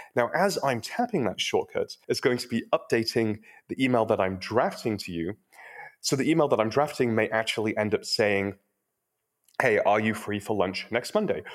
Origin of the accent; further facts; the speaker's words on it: United Kingdom; now in Silicon Valley, United States; I'm also British, but I've been living in Silicon Valley long enough